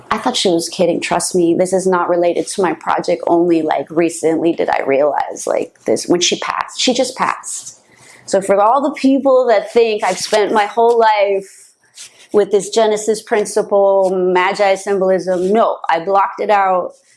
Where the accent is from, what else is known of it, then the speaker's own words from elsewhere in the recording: San Francisco, California, United States; moved away as an adult; also born or lived in New York; now in Los Angeles, United States; I grew up in the home of social engineering other than LA, which is where we are now, right? But it's close by. So the Bay Area